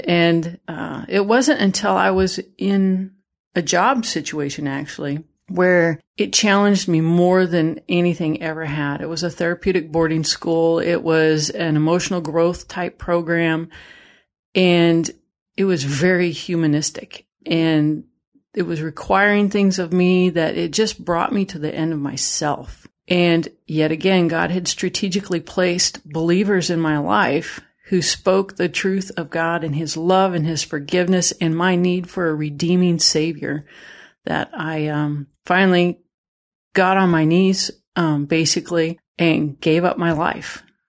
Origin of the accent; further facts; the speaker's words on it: Idaho, United States; You know, I'm from Idaho. We went fishing, you know, and we'd, you know, lay out on the trampoline, look at stars, and listen to the elk bugle at night